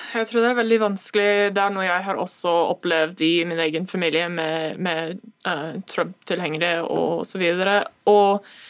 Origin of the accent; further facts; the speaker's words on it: United States; now in Norway; oss som amerikanere